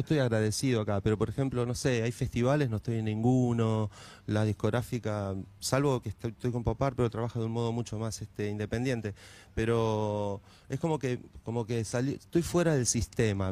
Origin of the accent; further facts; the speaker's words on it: Moreno, Buenos Aires Province, Argentina; Yo, por ejemplo, vengo de Moreno, de un barrio muy humilde. Estudié la primaria, estudié la secundaria como pude